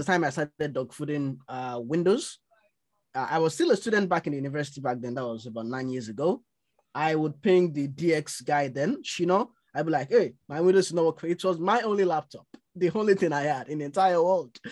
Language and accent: English; Nigeria; now in London, United Kingdom; grew up in Nigeria